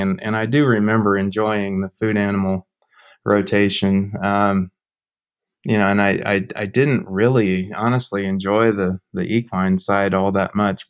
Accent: Overland Park, Kansas, United States; moved away as an adult; now in Omaha, United States; originally grew up in the Kansas City area in Overland Park, Kansas.

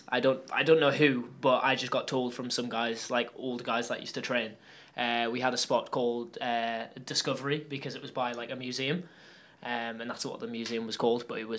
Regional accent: Newcastle upon Tyne, North East England, United Kingdom; I'm from Newcastle upon Tyne, which is northeast of England. It's kind of nobody really knows about Newcastle, but it is kind of just below Scotland.

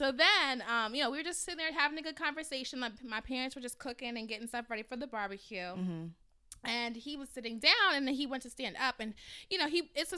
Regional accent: Nigeria; I'm Nigerian, and so I'm also the first daughter

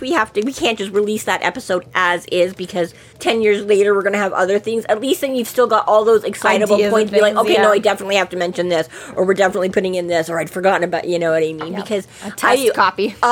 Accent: Edmonton, Alberta, Canada; Growing up in Edmonton

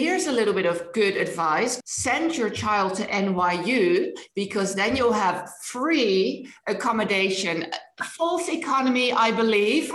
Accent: Netherlands; first language Dutch; English is a second language; moved away; not my language, although it's my first language

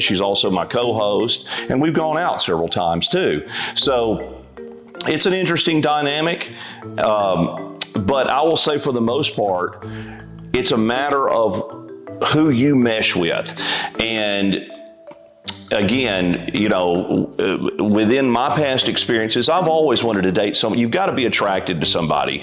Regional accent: Alabama, United States; also born or lived in Florida / Chicago; I'm from Alabama and have basically lived in Alabama most of my life.

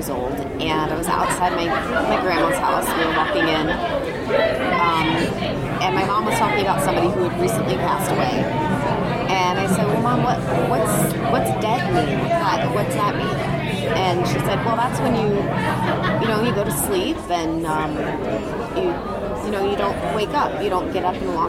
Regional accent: St. Louis, Missouri, United States; now in Los Angeles, United States; I'm originally from St. Louis, Missouri. I'm in Los Angeles now.

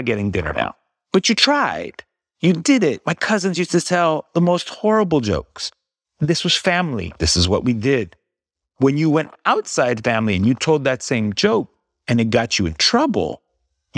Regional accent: Bay Area, California, United States; first language English; growing up in the Bay Area

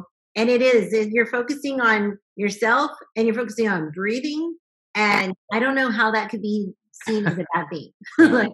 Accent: the South, United States; I grew up in the South

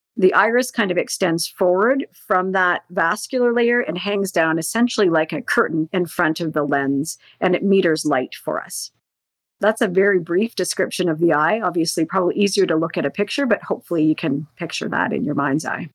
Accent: Northern Ontario, Canada; I grew up in Northern Ontario

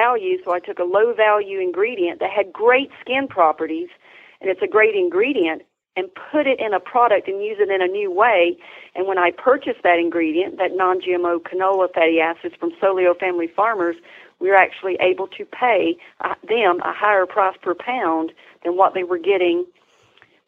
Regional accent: Tryon, North Carolina, United States; I'm from North Carolina. I'm from Columbus, Tryon area. I'm a native and lived here most.

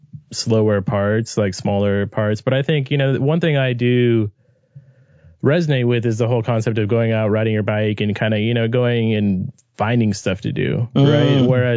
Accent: Orange County, near Los Angeles, Southern California, United States

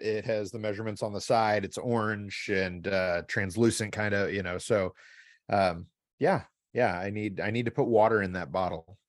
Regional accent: Midwest, United States; as a Midwesterner

